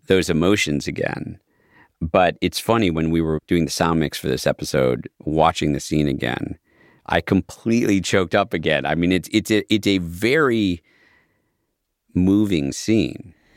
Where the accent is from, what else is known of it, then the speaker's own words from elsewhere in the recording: Midwest, United States; growing up in the West, in the Midwest